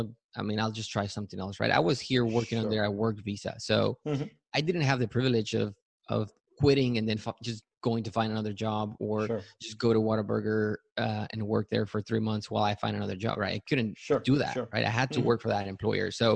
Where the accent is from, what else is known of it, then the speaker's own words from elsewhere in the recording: Matamoros, Tamaulipas, Mexico; also born or lived in Yucatan, Mexico; now in San Antonio, United States; So I was born in Yucatan, and I grew up in Matamoros, Tamaulipas, which is across the border on the south side of Texas